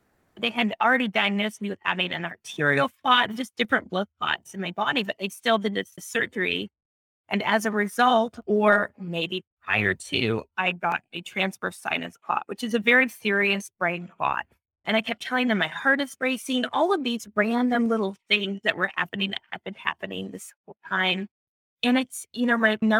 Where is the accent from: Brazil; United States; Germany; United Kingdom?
United States; California; moved away; I'm in California, but I'm from California.